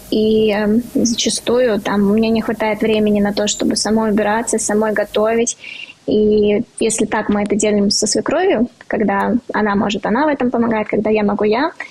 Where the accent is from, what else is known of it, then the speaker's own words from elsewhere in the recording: Riga, Latvia; now in Moscow, Russia; Я из Риги, из Латвии. Четыре года я уже живу в Москве.